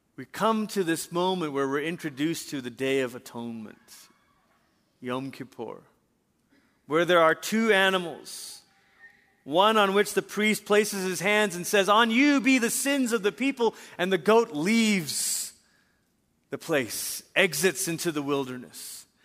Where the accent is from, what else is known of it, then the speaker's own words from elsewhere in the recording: Malaysia; also born or lived in Portland, Oregon, United States; I was in middle school, my sister in high school, and we moved back to Malaysia